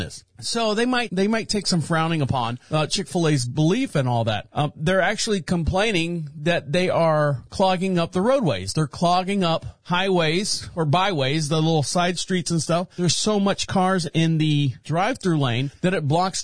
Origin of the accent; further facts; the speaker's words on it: Orlando, Florida, United States; I'm born and raised in Orlando.